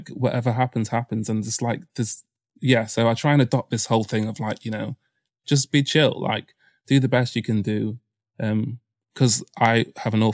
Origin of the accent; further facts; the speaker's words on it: Mansfield, East Midlands, United Kingdom; moved away as an adult; now in London, United Kingdom; My hometown's Nottinghamshire, a town called Mansfield in Nottinghamshire